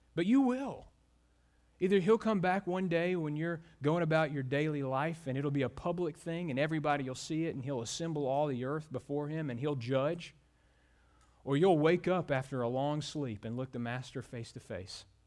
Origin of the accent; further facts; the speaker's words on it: Mobile, Alabama, United States; moved away; my hometown, Mobile, Alabama